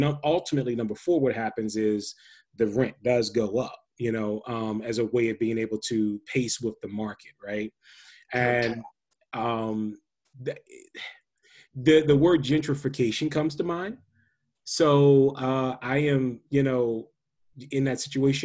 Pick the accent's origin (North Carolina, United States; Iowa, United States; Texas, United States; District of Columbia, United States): District of Columbia, United States; Washington; I'm from the Washington, D.C. area.